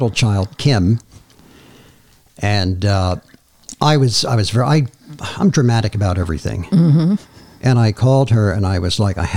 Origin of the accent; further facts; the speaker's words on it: Madison Park, New Jersey, United States; I grew up here in Madison Park. And I had such a good life here in this community that I'm back